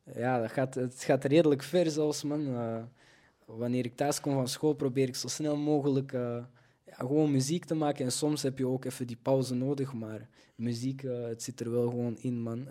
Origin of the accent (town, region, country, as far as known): Belgium; born or raised there